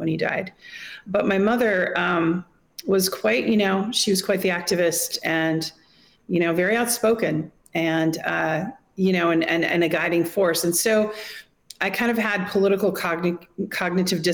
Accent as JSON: {"language": "English", "region": "Wisconsin", "country": "United States", "tie": "born or raised there", "also_born_or_lived": "Monterey, California", "moved": "yes", "lives_now": "Moscow, Russia", "said": "my parents moved when I was a baby to Wisconsin and had a farm"}